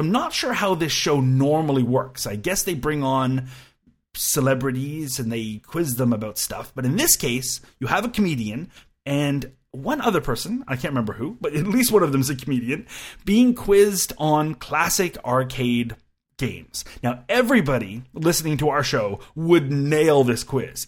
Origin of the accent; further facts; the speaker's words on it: Canada; I'm a Canadian and we do like our lefty radio